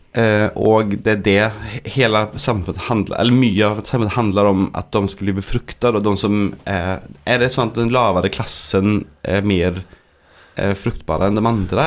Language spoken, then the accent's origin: Norwegian; Sweden; Norwegian is a second language; moved away; jeg er svensk